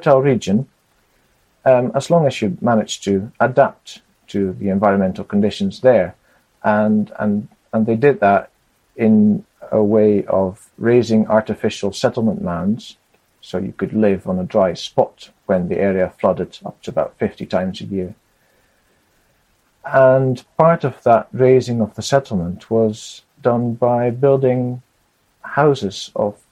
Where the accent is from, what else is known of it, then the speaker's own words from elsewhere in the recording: Netherlands; also born or lived in Scotland; I was born in Scotland, but we moved to the Netherlands when I was 20 months old. So I've grown up in the Netherlands